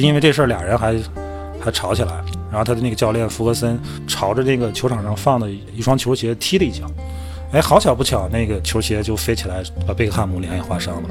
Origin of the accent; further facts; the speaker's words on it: Inner Mongolia, China; moved away; 我这作为个一个内蒙人，我天津话还算地道